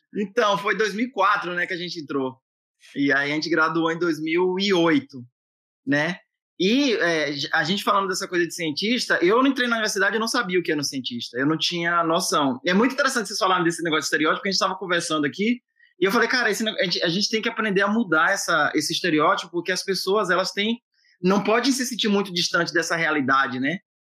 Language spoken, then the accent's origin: Portuguese; Ilhéus, Bahia, Brazil; moved away as an adult; also born or lived in Jequié, Bahia; now in Boston, United States; Sou baiano, eu, eu, nasci em Jiquié, né, mas eu fui criado lá no Salobrinho, que é um bairro que é onde fica a nossa universidade, que é um bairro de Ilhéus